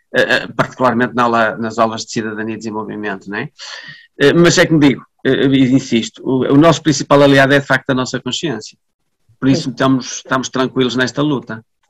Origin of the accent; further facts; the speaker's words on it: Vila Nova de Famalicão, Norte, Portugal; eu nasci em Famalicão, os, os meus pais são de Famalicão, os, as, os meus avós eram de Famalicão, quer dizer, nós somos, fazemos parte desta comunidade